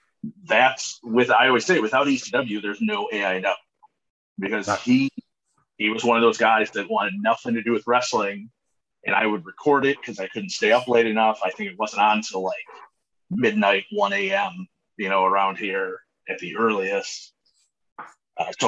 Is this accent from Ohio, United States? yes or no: yes; Cleveland, Ohio, United States; growing up in the Cleveland area